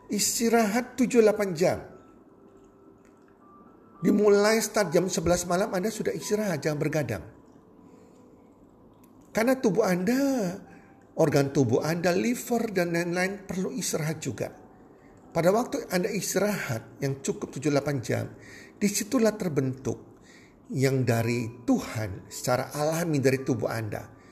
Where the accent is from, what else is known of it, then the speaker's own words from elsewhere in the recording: Surabaya, East Java, Indonesia; Nah matahari kalau di Surabaya daerah saya di Indonesia bagian barat